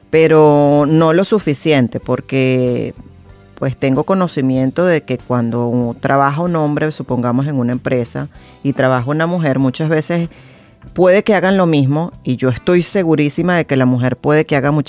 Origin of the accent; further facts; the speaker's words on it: Venezuela; pienso que como venezolanos tenemos una cultura totalmente diferente a la que vemos en el mundo